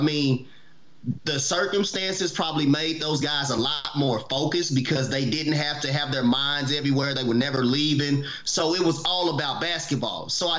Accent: Oklahoma City, Oklahoma, United States; we're from Oklahoma City.

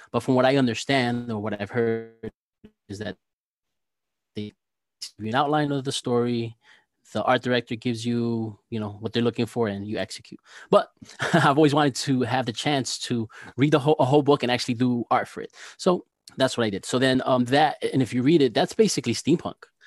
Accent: New Jersey, United States; I'm an illustrator from New Jersey

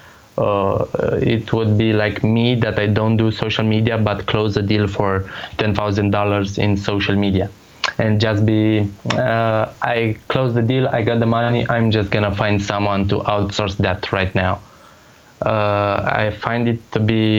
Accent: Romania; English is a second language; I'm nobody from Romania

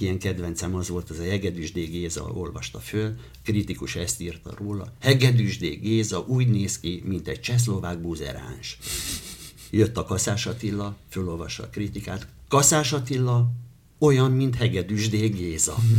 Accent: Hortobágy, Hajdú-Bihar, Hungary; also born or lived in Debrecen; Általános iskolába Hortobágyon nőttem föl

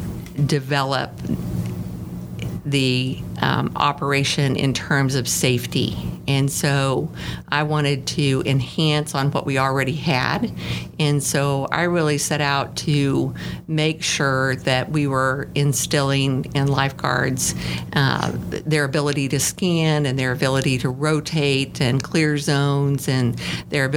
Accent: Glenrock, Wyoming, United States; moved away as an adult; now in College Station, United States; I grew up in Wyoming. I'm originally from Wyoming and a little town called Glen Rock, Wyoming

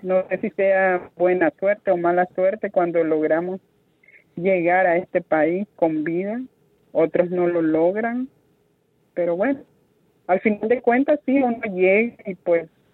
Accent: Nicaragua; moved away as an adult; also born or lived in Miami, United States; now in United States; Yo viajé Nicaragua, de mi país natal, a Guatemala en avión

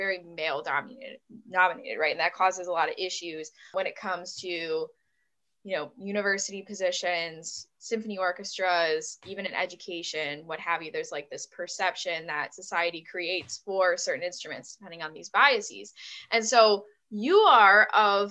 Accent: Buffalo, New York, United States; I'm from the Buffalo, New York area.

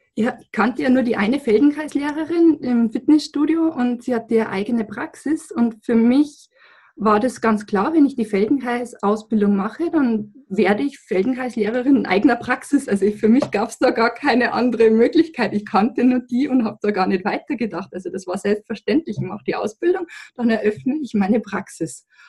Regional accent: Lower Bavaria, Germany; ich komme aus Niederbayern

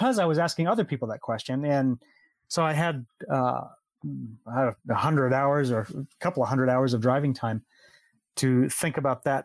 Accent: Southern California, United States; moved away as an adult; now in Costa Rica; I'm originally from California. Lived in Southern California almost all my life

